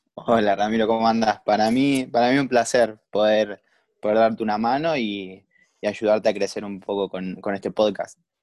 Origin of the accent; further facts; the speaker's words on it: Escobar, Buenos Aires Province, Argentina; yo soy de Escobar, o sea, de la zona norte de, del Gran Buenos Aires